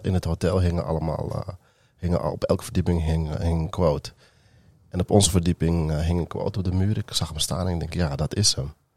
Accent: Amstelveen, North Holland, Netherlands; Ik ben geboren in Amsterdam, opgegroeid in Amstelveen en deels ook wel in Amsterdam.

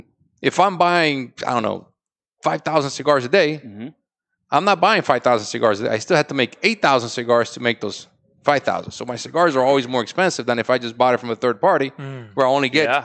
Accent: Tampa, Florida, United States; You know, we grew up in Tampa. We grew up in different places.

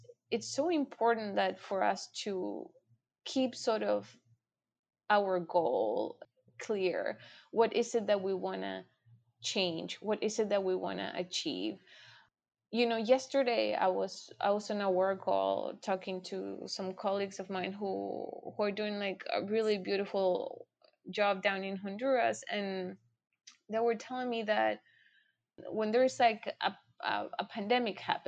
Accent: Chile; now in United States; I'm from Chile

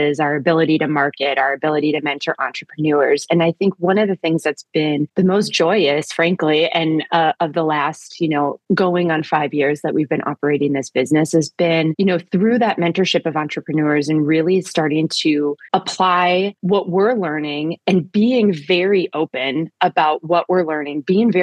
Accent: Minneapolis, Minnesota, United States; We're from the Twin Cities. We know and love this place deeply.

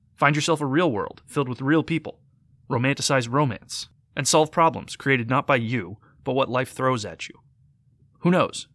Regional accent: United States; I am American. I have grown up my entire life here.

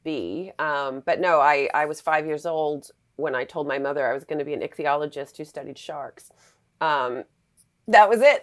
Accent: Western Massachusetts, United States; I grew up in Western Massachusetts, so we didn't live at the beach

